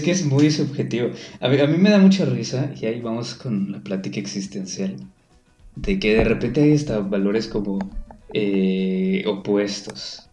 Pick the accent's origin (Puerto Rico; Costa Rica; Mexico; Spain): Mexico; Yucatán; como yucateco